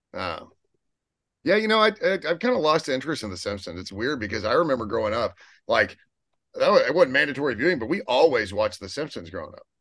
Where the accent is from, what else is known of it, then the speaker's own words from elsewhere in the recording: Odessa, Texas, United States; I'm from Odessa